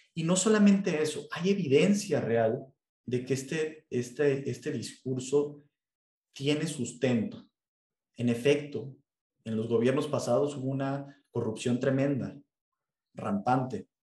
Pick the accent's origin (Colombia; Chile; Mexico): Mexico; nuestro presidente